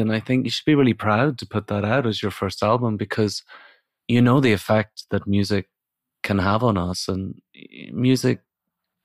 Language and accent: English; Northern Ireland, United Kingdom; now in England; I grew up in Northern Ireland